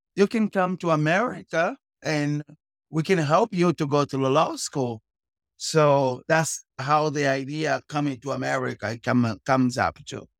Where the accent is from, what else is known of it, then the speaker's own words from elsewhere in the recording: Cape Town, Western Cape, South Africa; moved away as an adult; also born or lived in Luanda, Angola; now in Katy, United States; I was born in Angola and Luanda. I was raised in okay. South Africa, Cape Town.